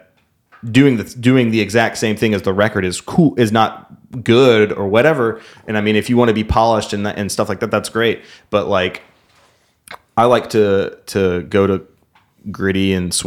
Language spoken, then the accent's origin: English; Memphis, Tennessee, United States; we're from here